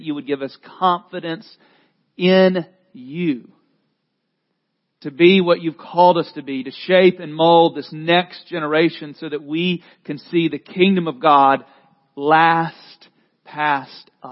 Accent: the South, United States; I grew up in the South

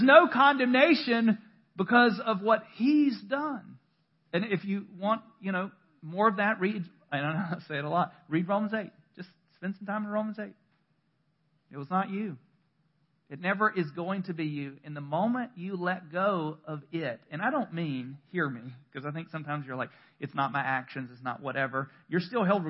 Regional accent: North Carolina, United States; I'm born and bred North Carolinian

